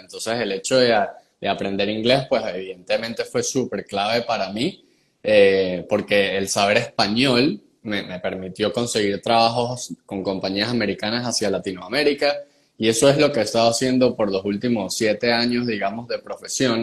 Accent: San Cristóbal, Táchira, Venezuela; accent: gocho mixto; moved away as an adult; also born or lived in Barquisimeto, Venezuela / Margarita Island, Venezuela / Medellín, Colombia; now in United States; Yo soy un gocho mixto. Eh, nací en San Cristóbal

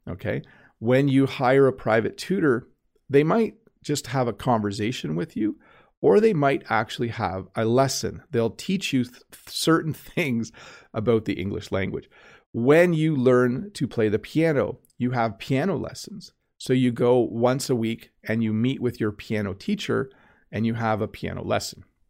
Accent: Canada; I'm Canadian

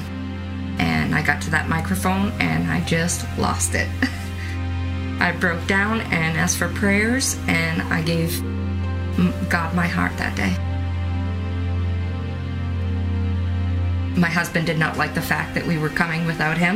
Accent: Boston, Massachusetts, United States; I grew up in Boston, Massachusetts.

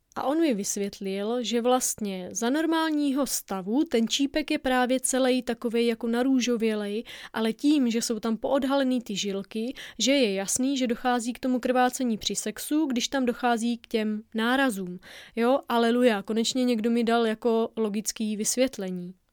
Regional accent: Moravia, Czechia; Já zaprvé jsem z Moravy

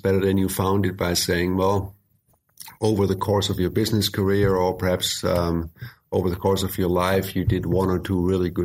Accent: Germany; moved away; also born or lived in United States; So I spent decades in the U.S. I was born and raised in Germany, but I am a U.S. citizen.

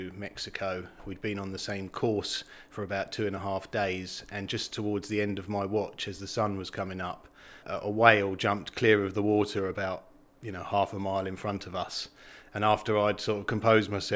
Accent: Dymchurch, South East England, United Kingdom; also born or lived in Rye; I was born and raised in Dymchurch.

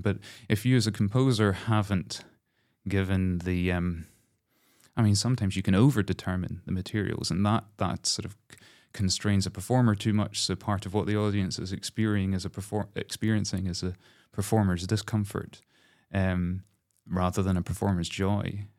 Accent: Glasgow, Scotland, United Kingdom; as a Scot

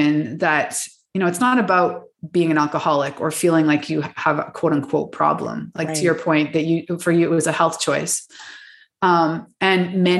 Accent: Canada; moved away; I'm actually from Canada

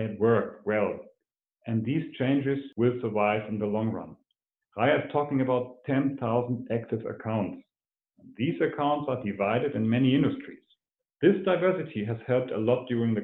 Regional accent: Hamburg, Germany; My hometown, the city of Hamburg

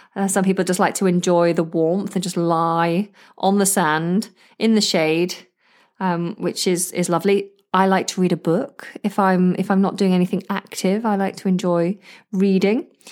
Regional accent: the north of England, United Kingdom; accent: northern; because I'm northern

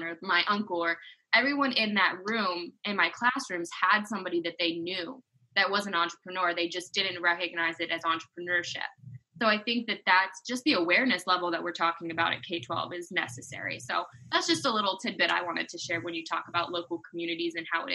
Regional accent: Western Maryland, United States; I grew up in Western Maryland

